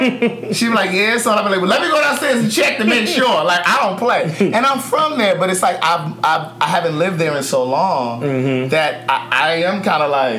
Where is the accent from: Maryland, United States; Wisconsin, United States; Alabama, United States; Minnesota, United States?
Maryland, United States; Baltimore; my hometown, Baltimore